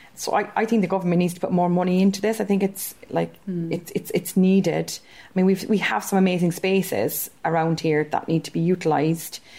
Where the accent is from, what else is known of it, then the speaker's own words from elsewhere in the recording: Stretford, North West England, United Kingdom; I'm from Stretford and I'm a creative arts practitioner